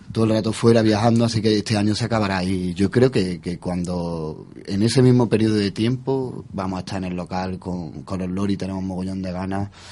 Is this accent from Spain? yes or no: yes; Spain; somos españoles